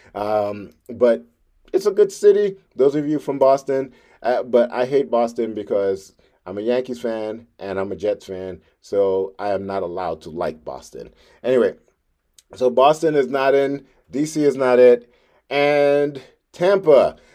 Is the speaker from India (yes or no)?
no; Trinidad & Tobago; now in New York City, United States; I'm from Trinidad.